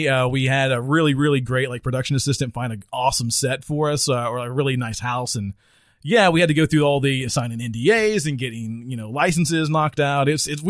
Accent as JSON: {"language": "English", "region": "the South", "country": "United States", "tie": "born or raised there", "said": "we grew up in the South and we were a little bit different."}